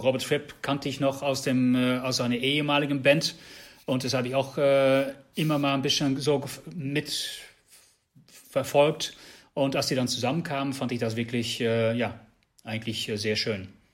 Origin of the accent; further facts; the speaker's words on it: Netherlands; German is a second language; now in Germany; ich, bin Niederländer